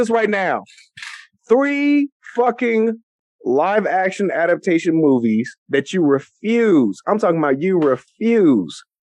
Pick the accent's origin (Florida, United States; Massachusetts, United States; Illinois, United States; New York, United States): Illinois, United States; also born or lived in Chicago, Illinois; now in Ohio, United States; Where I grew up in Illinois